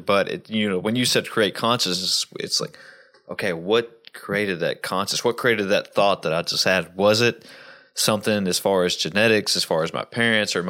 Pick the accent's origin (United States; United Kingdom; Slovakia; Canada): United States; Southwest Virginia; I grew up in Southwest Virginia